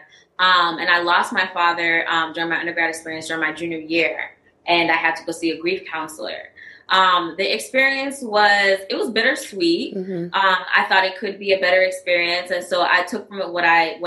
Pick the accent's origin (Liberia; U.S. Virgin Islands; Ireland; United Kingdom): U.S. Virgin Islands; moved away as an adult; now in New Orleans, United States; I'm originally from St. Croix, U.S. Mm-hmm. Virgin Islands. I came to New Orleans in 2009 to start my education.